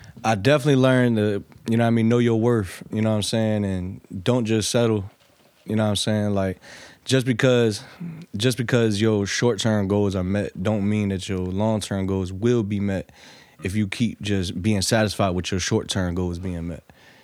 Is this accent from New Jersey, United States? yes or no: no; Norfolk, Virginia, United States; Yeah, I'm from Norfolk.